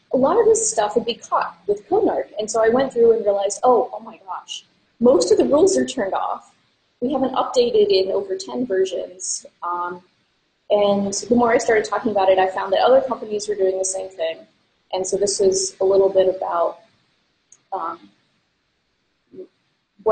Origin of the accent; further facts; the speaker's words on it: East Coast, United States; now in Minneapolis, United States; I mostly grew up on the East Coast, so I'm not originally from Minnesota